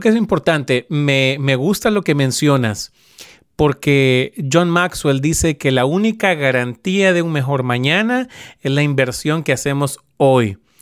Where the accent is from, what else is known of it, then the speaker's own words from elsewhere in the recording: Honduras; en Honduras, de donde yo soy originario